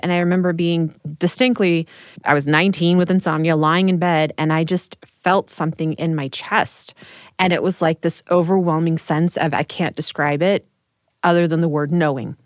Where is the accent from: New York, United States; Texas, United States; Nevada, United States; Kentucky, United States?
Texas, United States; growing up in Texas